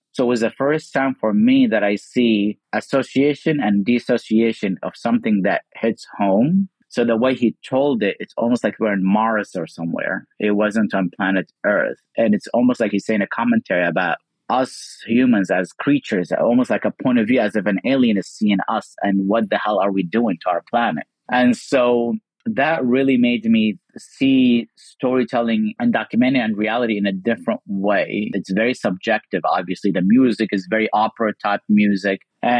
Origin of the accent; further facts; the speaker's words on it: Kuwait; Well, as a Muslim growing up in Kuwait post 9/11, I just thought